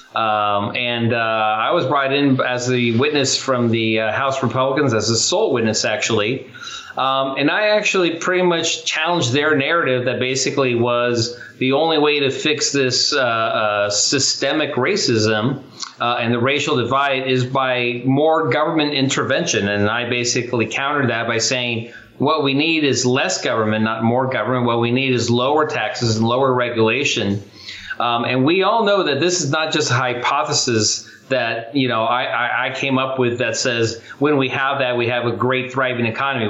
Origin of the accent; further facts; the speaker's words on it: Chula Vista, California, United States; I actually grew up poor. I grew up in Chula Vista, California